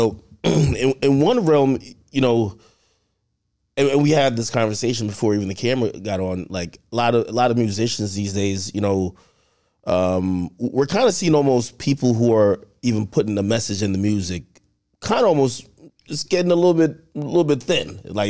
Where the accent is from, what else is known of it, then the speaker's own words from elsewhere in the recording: Jamaica; I'm from Jamaica